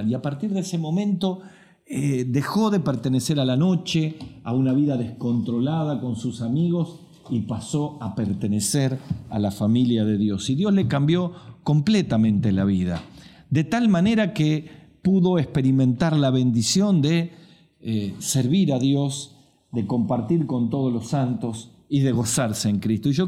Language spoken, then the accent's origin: Spanish; Salta, Argentina; en mi país que se llama el Chaco Salteño